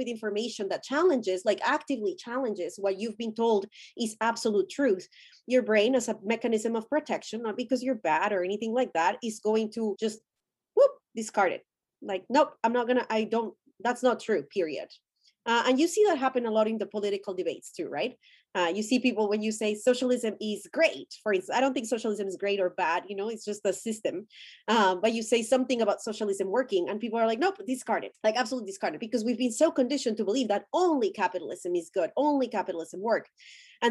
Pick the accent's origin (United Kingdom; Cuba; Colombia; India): Colombia; English is a second language; moved away; I'm Colombian. I was born and raised in Colombia, and I went to school in Colombia.